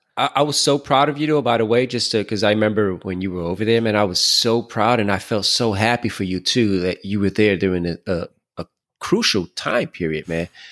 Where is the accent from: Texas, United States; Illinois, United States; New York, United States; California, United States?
New York, United States; New York City; I grew up in Brooklyn